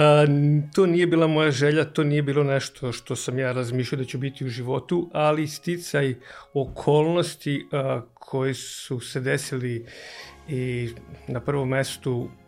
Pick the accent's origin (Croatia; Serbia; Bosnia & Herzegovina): Serbia; Novi Sad, Vojvodina; e, dolazim iz Novog Sada, imam 44 godine